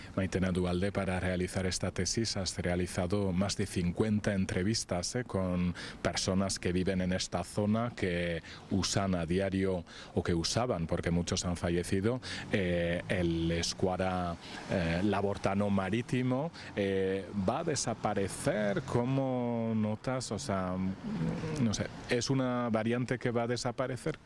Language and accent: Spanish; Saint-Pée-sur-Nivelle, Nouvelle-Aquitaine, France; yo soy de Sempere